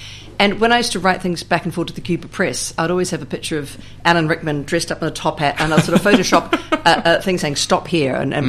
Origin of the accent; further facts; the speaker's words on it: Wellington, New Zealand; I grew up in Wellington.